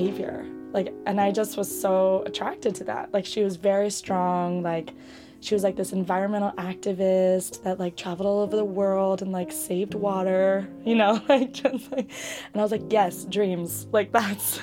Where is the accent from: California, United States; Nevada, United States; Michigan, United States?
California, United States; Bay Area; now in New York City, United States; I grew up in the Bay Area.